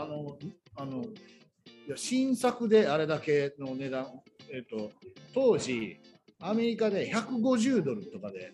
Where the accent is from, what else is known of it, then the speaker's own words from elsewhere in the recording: Tokushima, Japan; 徳島県徳島市の出身で